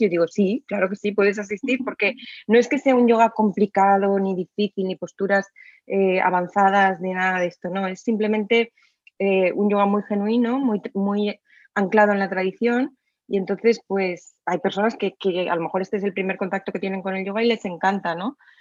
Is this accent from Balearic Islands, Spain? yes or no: no; Alcoy, Valencian Community, Spain; en mi ciudad natal, en Alcoy